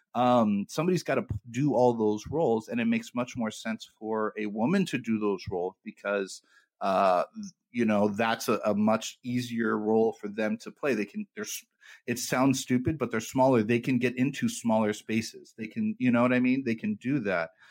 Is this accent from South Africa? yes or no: no; United States; I'm an American